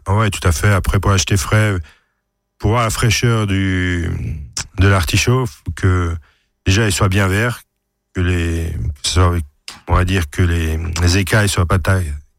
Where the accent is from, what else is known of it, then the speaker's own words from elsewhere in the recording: France; Chez nous en France